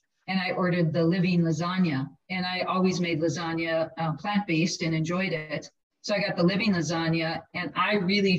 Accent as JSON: {"language": "English", "town": "Milwaukee", "region": "Wisconsin", "country": "United States", "tie": "born or raised there", "said": "Growing up in Milwaukee, we had amazing cheese and bratwurst"}